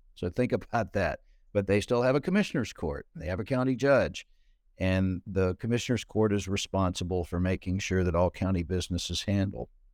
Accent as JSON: {"language": "English", "town": "Ashdown", "region": "Arkansas", "country": "United States", "tie": "born or raised there", "also_born_or_lived": "Texarkana, Arkansas", "moved": "as an adult", "lives_now": "Texas, United States", "said": "where I grew up in Southwest Arkansas"}